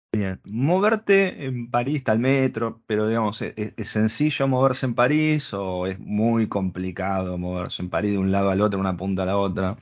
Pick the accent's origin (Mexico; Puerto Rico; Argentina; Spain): Argentina; Nosotros venimos de Argentina